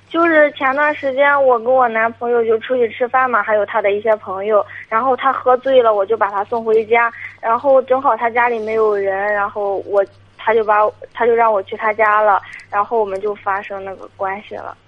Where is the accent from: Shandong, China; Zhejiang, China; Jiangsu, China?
Shandong, China; Jinan; 旧济南的，本地的